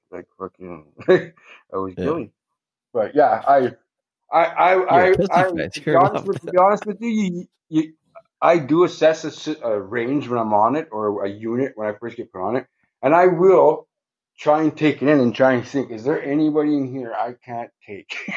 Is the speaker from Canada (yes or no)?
yes; Thunder Bay, Ontario, Canada; also born or lived in Pays Plat First Nation; I'm from Thunder Bay. My reserve is Pace Platte.